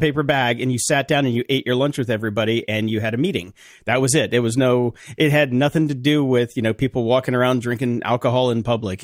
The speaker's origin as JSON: {"language": "English", "region": "North Carolina", "country": "United States", "tie": "born or raised there", "said": "I grew up in North Carolina"}